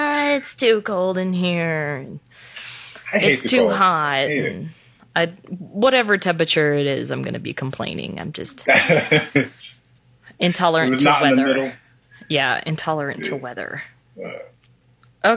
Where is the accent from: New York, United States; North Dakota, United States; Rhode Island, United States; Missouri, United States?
North Dakota, United States; Minot; I'm from Minot, North Dakota